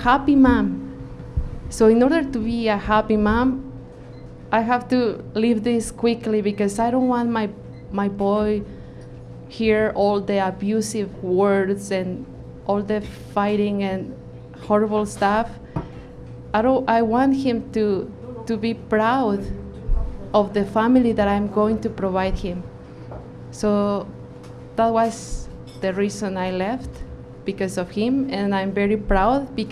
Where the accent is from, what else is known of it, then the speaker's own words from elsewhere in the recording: Mexico; now in Vancouver, Canada; I am from Mexico